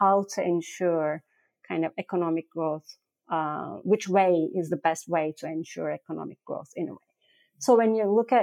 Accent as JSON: {"language": "English", "country": "Turkey", "said": "I'm from Turkey."}